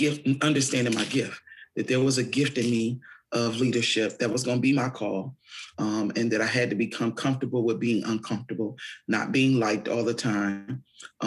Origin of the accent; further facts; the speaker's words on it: Fort Wayne, Indiana, United States; I'm from Fort Wayne, born and raised.